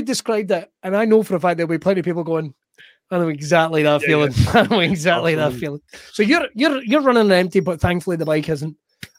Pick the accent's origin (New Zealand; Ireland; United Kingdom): United Kingdom; Scotland; But, I'm very Scottish.